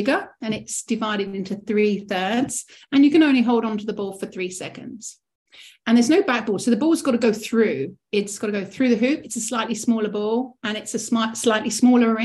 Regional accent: Rochester, South East England, United Kingdom; I'm from Kent, Rochester originally, which is just south of London

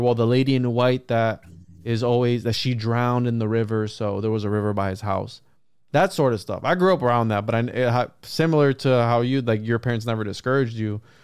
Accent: Puerto Rico; When I grew up in Puerto Rico

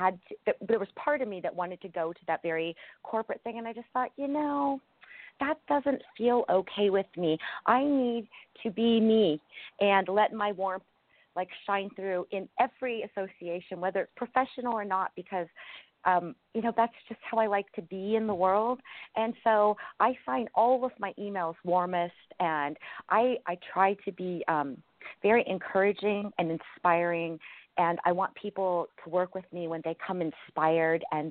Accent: California, United States; my hometown in California

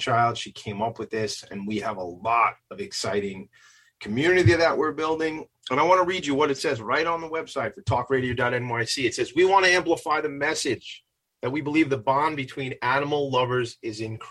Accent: Long Island, New York, United States; we're from Long Island

